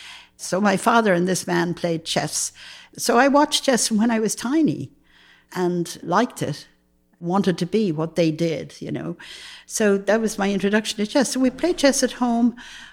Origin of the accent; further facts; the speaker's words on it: United States; I can. I mean, I'm American.